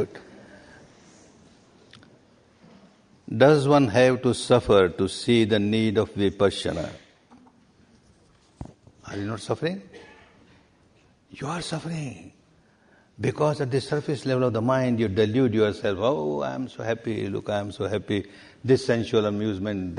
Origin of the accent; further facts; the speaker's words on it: Myanmar; English is a second language; moved away as an adult; I was born and brought up in Myanmar, Burma